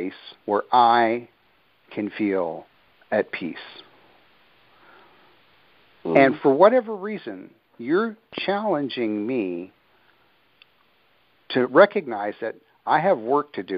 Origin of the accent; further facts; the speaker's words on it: Midwest, United States; moved away; also born or lived in the islands; Growing up in the Midwest, where I'm accustomed to farmland, I can dig my hands at least a foot into the ground of that deep, loamy soil. I grew up with it